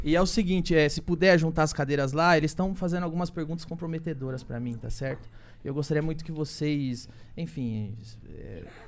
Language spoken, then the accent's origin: Portuguese; Santo André, São Paulo, Brazil; moved away; Eu sou só um cara que saiu de Santo André